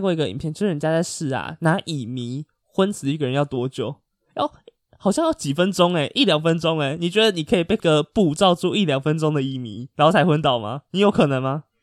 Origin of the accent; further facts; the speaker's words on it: Taiwan; 我也是台湾人啊